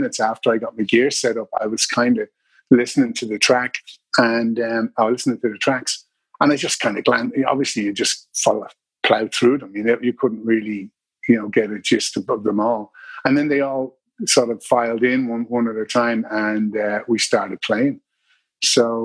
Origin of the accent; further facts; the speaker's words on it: Dublin, Leinster, Ireland; also born or lived in Drogheda; I'm from Dublin. I was born in Drogheda, but I am from Dublin, yeah. I've lived most of my life here.